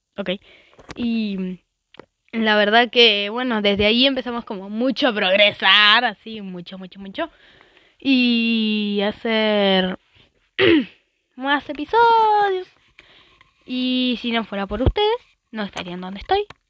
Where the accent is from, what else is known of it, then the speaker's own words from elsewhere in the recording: Argentina; como yo soy de Argentina